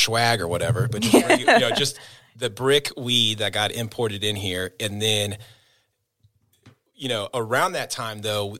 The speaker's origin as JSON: {"language": "English", "town": "Kansas City", "region": "Missouri", "country": "United States", "tie": "born or raised there", "also_born_or_lived": "Oklahoma", "said": "you know, I grew up in the suburbs of Kansas City. And at the time, I was born in Oklahoma."}